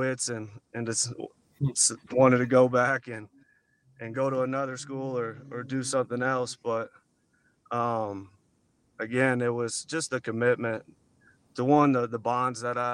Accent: Bowling Green, United States; moved away as an adult; my hometown, Bowling Green

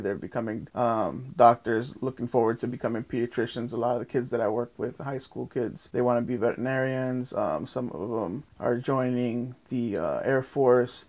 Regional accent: Lake Worth, Florida, United States; also born or lived in Guatemala; I grew up in North F Street, North A Street, off of uh, literally the next block over, um, next to Hatch.

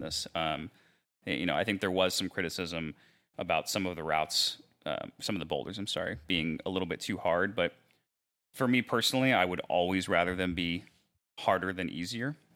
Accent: Mechanicsville, Maryland, United States; moved away as an adult; now in Dallas, United States; I'm originally from Maryland, a little place called Mechanicsville, which is in southern Maryland.

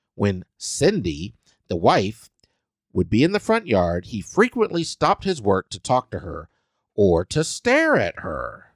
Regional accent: Salina, Kansas, United States; moved away; my hometown, Salina, Kansas.

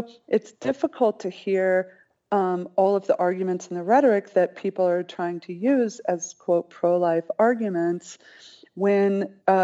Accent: Colorado Springs, Colorado, United States; I was raised in the Church of Christ in Colorado Springs

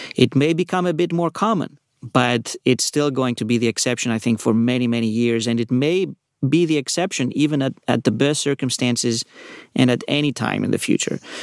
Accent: Athens, Attica, Greece; moved away as an adult; also born or lived in New York; now in California, United States; I was, uh, born in New York, uh, grew up in Athens

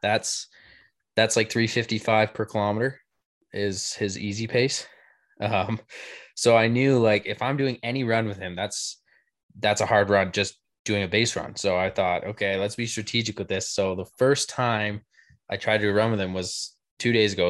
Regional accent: Canada; I'm Canadian

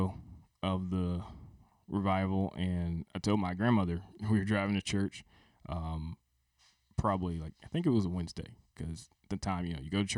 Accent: outside of New Orleans, Louisiana, United States; moved away; my growing up outside of New Orleans, but New Orleans is where my grandfather was from

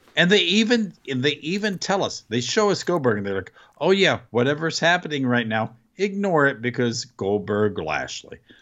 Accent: United States; as an American

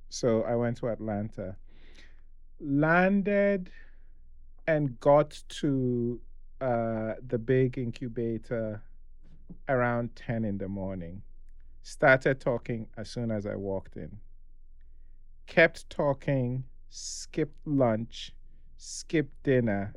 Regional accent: Ghana; I am Nigerian

